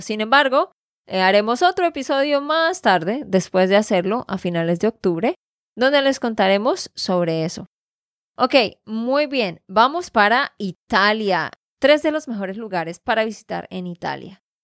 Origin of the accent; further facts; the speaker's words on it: Santander, Colombia; de Santander, Colombia